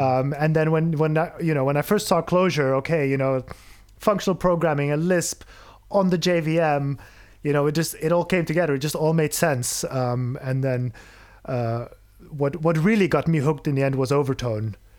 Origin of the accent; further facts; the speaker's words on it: Belgium; moved away as an adult; now in Berlin, Germany; I'm, I'm originally from Belgium, uh, moved to Berlin about four years ago